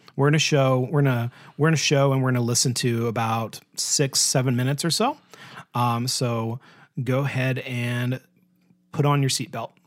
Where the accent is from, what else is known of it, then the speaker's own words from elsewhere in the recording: United States; being an American